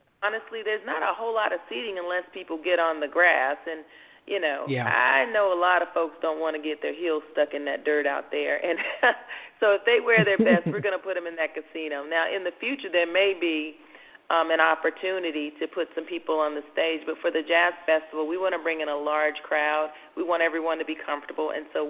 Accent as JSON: {"language": "English", "region": "California", "country": "United States", "lives_now": "Las Vegas, United States", "said": "But we came from California, and even in California, I mean, you don't see locations with this sort of concept."}